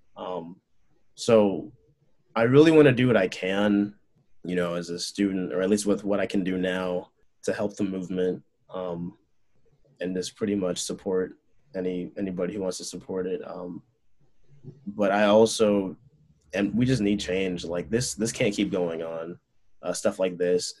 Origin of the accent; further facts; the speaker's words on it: Chicago, Illinois, United States; also born or lived in Urbana-Champaign, Illinois; I actually grew up like not too far away when I was a baby from Illinois Tech